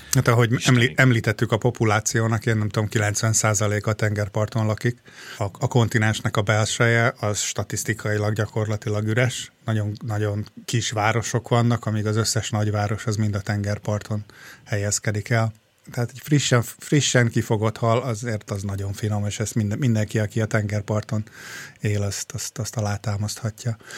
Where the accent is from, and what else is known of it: Hungary; now in Australia